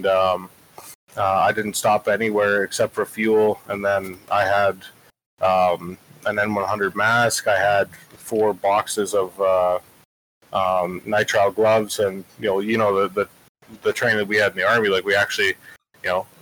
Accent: Canada; moved away as an adult; now in Oklahoma, United States; I'm a Canadian citizen. I'm down here on a student visa.

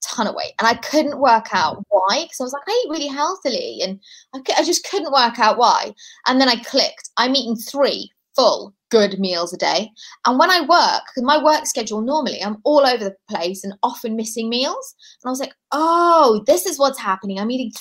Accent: United Kingdom; we're very spoiled as British people

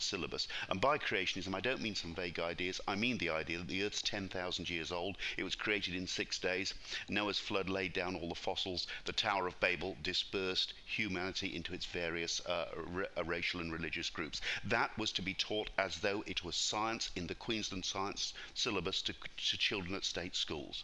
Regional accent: United Kingdom; accent: British; moved away as an adult; now in Brisbane, Australia; I'm British by birth, as my accent shows. I came out to Australia when I was 29 years old.

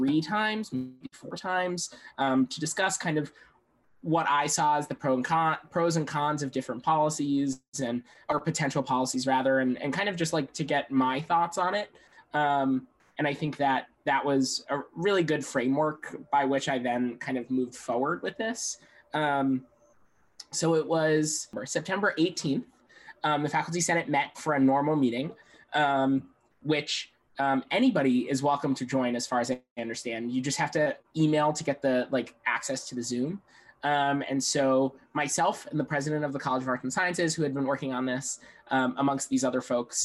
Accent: Long Island, New York, United States; moved away; I'm originally from Long Island, New York.

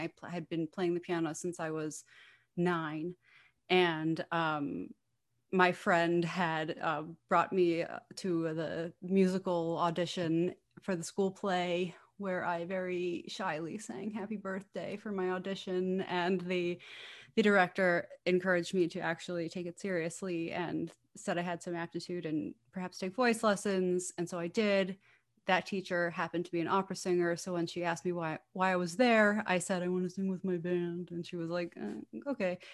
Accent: New Rochelle, New York, United States; I grew up in New Rochelle, New York. I primarily live in New York City, and I am currently back in New Rochelle, New York with my parents for the time

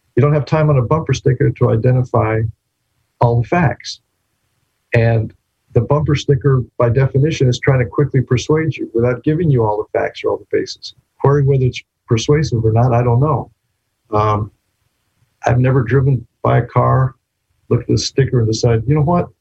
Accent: New Mexico, United States; now in Texas, United States; my home state of Texas. Well, actually, I was born in New Mexico, but I've lived in Texas since 1988.

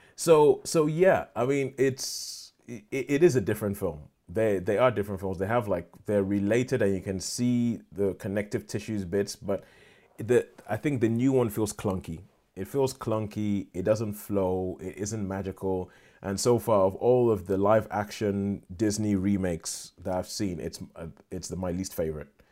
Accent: Nigeria; moved away; I grew up in Nigeria

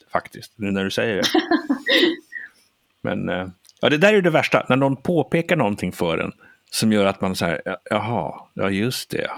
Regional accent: Sweden; jag är svensk

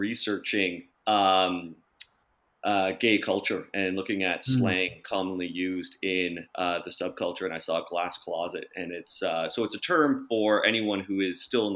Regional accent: St. Thomas, Ontario, Canada; I was growing up in St. Thomas, Ontario

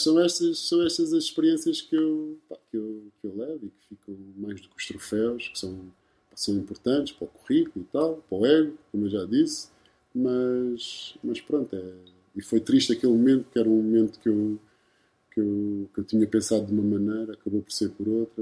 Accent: Lisbon, Portugal; also born or lived in Cape Verde (ancestry) / Charlotte, United States / San Sebastián, Spain / Porto; o sítio onde, onde, eu cresci foi em Chelas

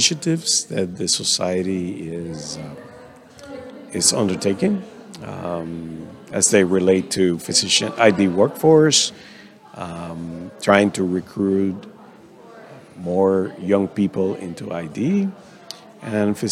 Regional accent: Dominican Republic; I am from the Dominican Republic, so working in my native country

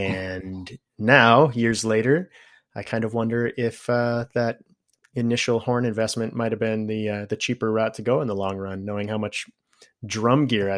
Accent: Wisconsin, United States; also born or lived in Terre Haute, Indiana / Minnesota; now in Oregon, United States; I was born in Terre Haute, Indiana, a place that I don't remember much about because I left when I was very young, but lived most of my growing up years in various spots of Wisconsin and Minnesota. And eventually in 06, moved myself out this way to Oregon.

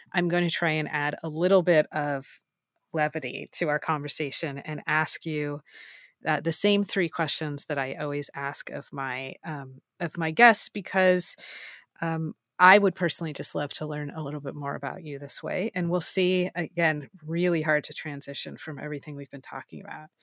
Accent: Southern California, United States; I am also from Southern California

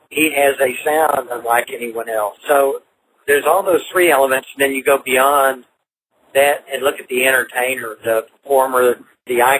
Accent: Fort Worth, Texas, United States; also born or lived in Pennsylvania; I was born in Pennsylvania. I pretty much grew up, spent all my life in Fort Worth, Texas. That's where I grew up. My family moved there when I was two, and I went all the way through public schools there

